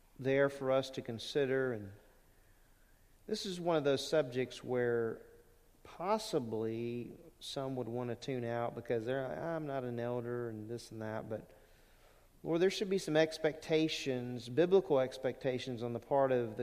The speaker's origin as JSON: {"language": "English", "town": "Lake Charles", "region": "Louisiana", "country": "United States", "tie": "born or raised there", "moved": "yes", "said": "when I was growing up in Louisiana, we had elders at Lake Charles Bible Church"}